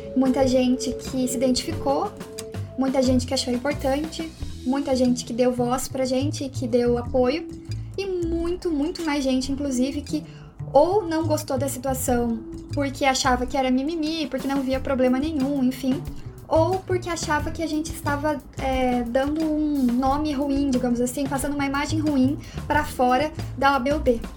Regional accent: Curitiba, Paraná, Brazil; que somos aqui de Curitiba

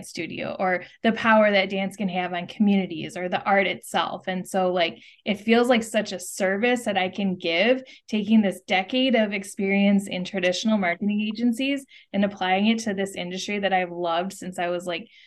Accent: Wisconsin, United States; moved away as an adult; also born or lived in Chicago / California; I was born and raised in Wisconsin

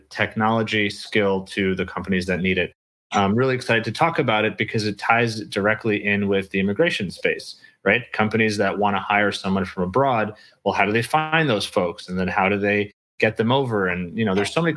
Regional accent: New York, United States; also born or lived in Ukraine / Austria; But we moved to from the Soviet Union to Austria for about 6 months, and then we came to New York

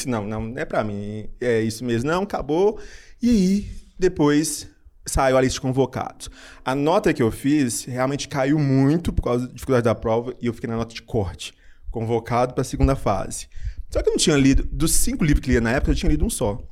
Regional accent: Belo Horizonte, Minas Gerais, Brazil; also born or lived in Juiz de Fora; eu sou de Belo Horizonte

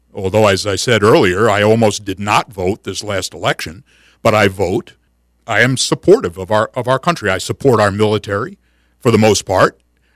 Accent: United States; I am an American. I love my country. I consider myself a patriot.

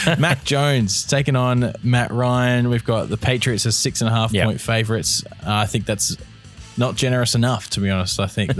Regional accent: Australia; It's where all the Australians can play. So we are Australian, so we talk about DraftStars.

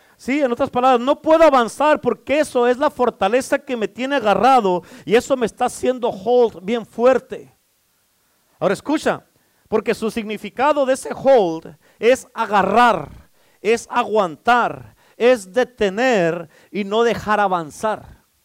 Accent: Mexico; ya no somos hispanos, ya no somos mexicanos, somos cristianos

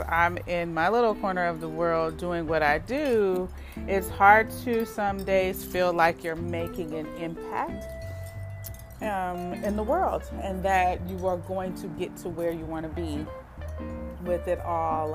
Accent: Oakland, California, United States; me growing up in Oakland

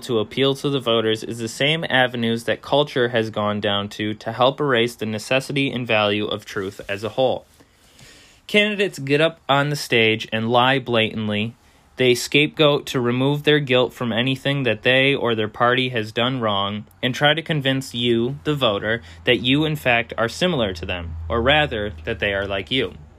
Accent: United States; we as American citizens

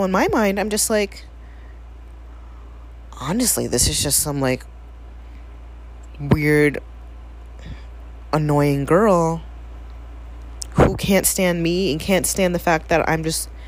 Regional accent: New York City, New York, United States; moved away; I am originally from the Bronx

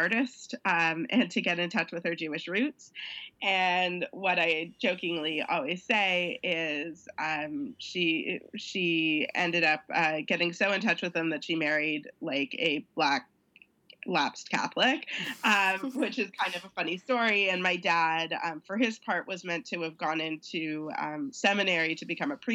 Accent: Toronto, Ontario, Canada; I am born and raised in Toronto

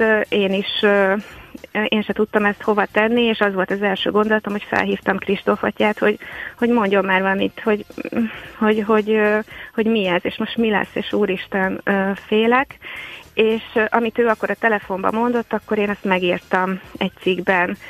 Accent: Diósd, Pest, Hungary; gyerekkoromban, itt Diósdon

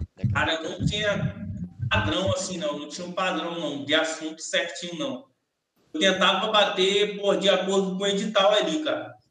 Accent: Salvador, Bahia, Brazil; moved away; como eu saí de Salvador tem muito tempo, meus pais não moram mais em Salvador

